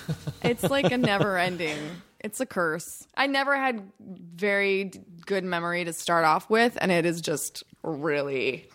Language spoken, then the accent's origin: English; Buffalo, New York, United States; also born or lived in Detroit; kind of all over East Coast, Midwest, pretty much like Buffalo, New York, basically all the cold places you don't want to live because it's freezing there.